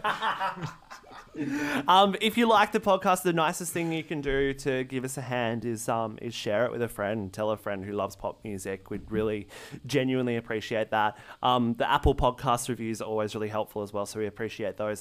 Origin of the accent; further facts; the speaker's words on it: Australia; as an Australian